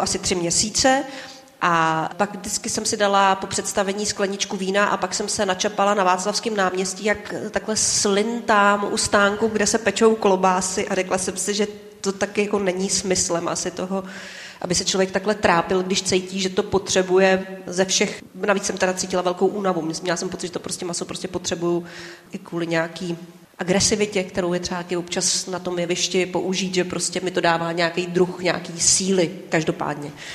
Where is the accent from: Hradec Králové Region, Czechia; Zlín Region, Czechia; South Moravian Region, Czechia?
Zlín Region, Czechia; Moravian Wallachia; pocházím z Valašska